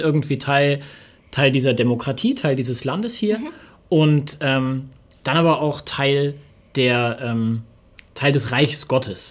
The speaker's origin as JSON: {"language": "German", "country": "Germany", "said": "ich bin Deutscher"}